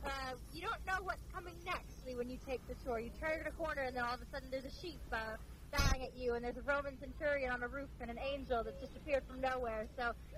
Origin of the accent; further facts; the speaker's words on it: San Diego, California, United States; moved away as an adult; now in Harpenden, United Kingdom; I'm originally from San Diego, California.